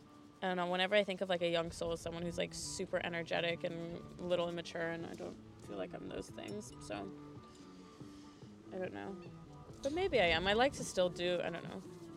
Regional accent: Texas, United States; I mean, given history, given that I'm from Texas.

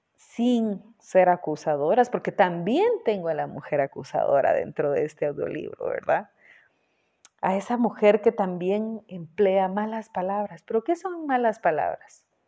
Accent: Guatemala; vivo en Guatemala, eh, fui productora y conductora de programas en mi país, Guatemala

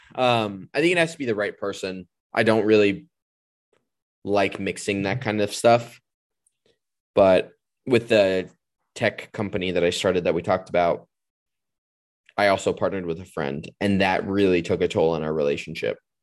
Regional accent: California, United States; I'm a Californian

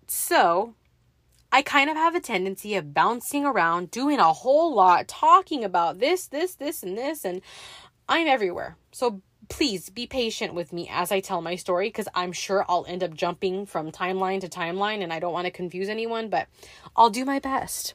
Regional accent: Los Angeles, California, United States; I was raised in the San Fernando Valley, born in Mission Hills

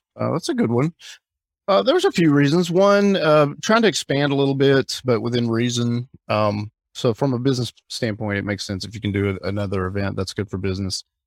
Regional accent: Alabama, United States; moved away as an adult; also born or lived in Hawaii / Orlando; now in Fort Lauderdale, United States; I grew up in Alabama, I grew up in the South

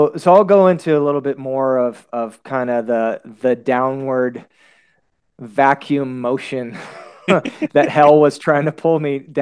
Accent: Houston, Texas, United States; growing up in Houston, it was pretty hardcore

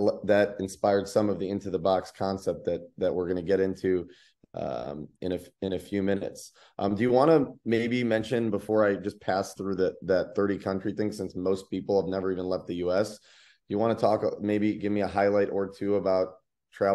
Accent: Ohio, United States; moved away; also born or lived in Tennessee; Columbus, Ohio, which is my home state

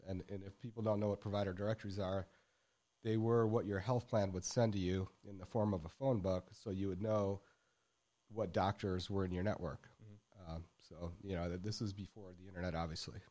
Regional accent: Michigan, United States; moved away as an adult; also born or lived in Dallas, Texas; now in Texas, United States; growing up in Michigan

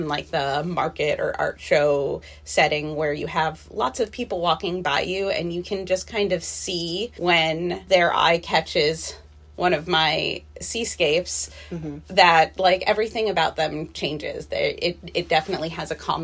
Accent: New Hampshire, United States; moved away as an adult; also born or lived in Florida; now in Renton, United States; I am originally from Florida, but I spent most of my life in New Hampshire

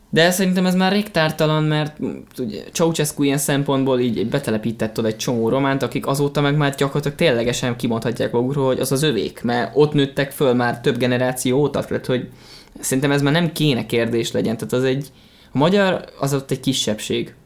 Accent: Hungary; magyar vagyok

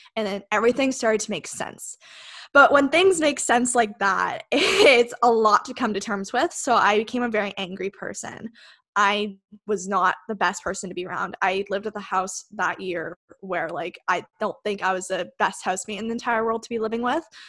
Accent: Westport, Ontario, Canada; also born or lived in Kingston, Ontario; I actually grew up in a small town just outside of Kingston. It's called Westport.

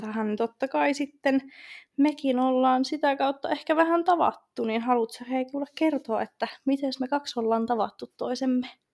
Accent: Rovaniemi, Lapland, Finland; now in Tampere, Finland; mä oon muuttanut tuolta Rovaniemeltä tänne Tampereelle. Sen vielä jonkun verran ehkä mun äänestä kuulee

